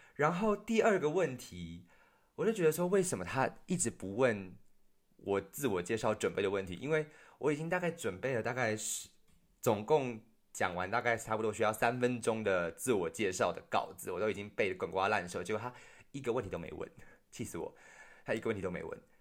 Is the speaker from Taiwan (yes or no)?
yes; Taiwan; moved away; 我们自己台湾也有自己内部的问题